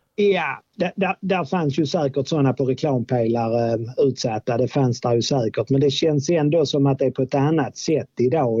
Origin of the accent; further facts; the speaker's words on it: Åkarp, Skåne, Sweden; also born or lived in Lund / Trelleborg; jag är uppväxt eh, mellan Malmö och Lund i något som heter Åkarp.